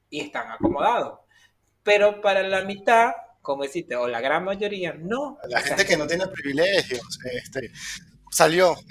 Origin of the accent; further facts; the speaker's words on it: Venezuela; nosotros como venezolanos le echamos pierna a todo y en las adversidades siempre salimos adelante